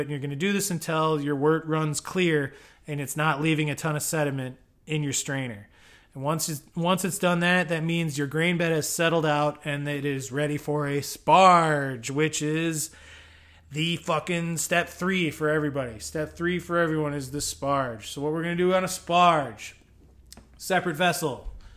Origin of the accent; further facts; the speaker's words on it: United States; I'm an American.